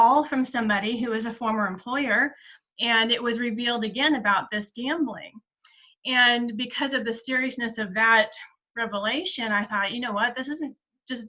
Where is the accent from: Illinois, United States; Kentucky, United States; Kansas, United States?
Kansas, United States; South Central; moved away as an adult; now in Kansas City, United States; I grew up in South Central Kansas in a farming community